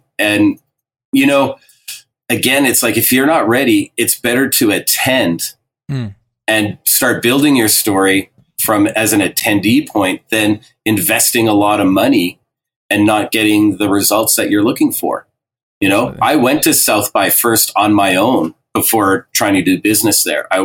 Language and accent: English; Alberta, Canada; I'm from Alberta